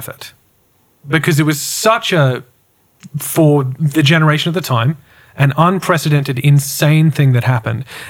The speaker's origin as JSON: {"language": "English", "town": "Brisbane", "region": "Queensland", "country": "Australia", "said": "I'm from Brisbane."}